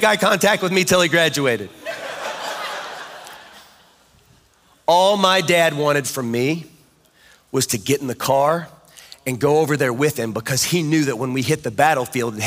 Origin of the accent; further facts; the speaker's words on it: Kansas, United States; I'm from Kansas